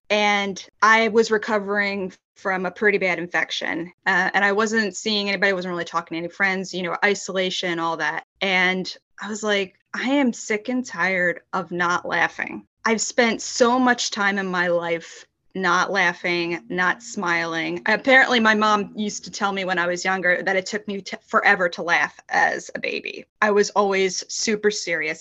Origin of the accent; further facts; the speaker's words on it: Philadelphia, Pennsylvania, United States; I grew up in Philadelphia, Pennsylvania, but I now live outside of the city